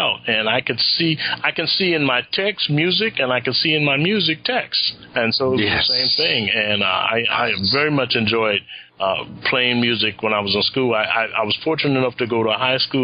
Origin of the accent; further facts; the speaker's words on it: Los Angeles, California, United States; I grew up in the Nicholson Garden Housing Projects in Los Angeles.